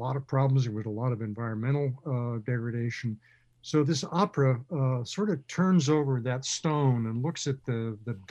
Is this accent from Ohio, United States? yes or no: no; Carmichael, California, United States; I grew up just outside of Sacramento, actually, on the western side of Sacramento